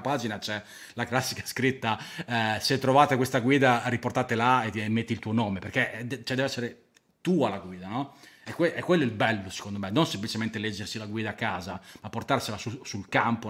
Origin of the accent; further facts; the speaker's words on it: Emilia-Romagna, Italy; abito al mare eh, che, perché sono romagnolo